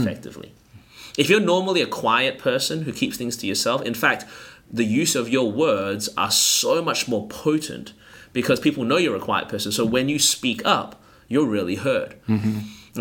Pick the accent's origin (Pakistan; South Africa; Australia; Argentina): Australia; Melbourne, Victoria; moved away as an adult; now in Anderson, United States; born and raised in Melbourne, Australia